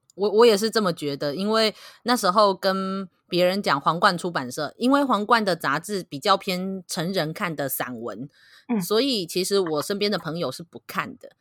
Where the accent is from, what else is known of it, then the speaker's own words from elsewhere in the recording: Kaohsiung, Taiwan; 我是高雄人嘛